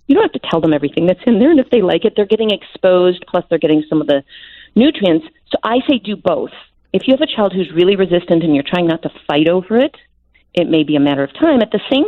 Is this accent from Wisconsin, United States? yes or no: yes; Wisconsin, United States; I grew up in Wisconsin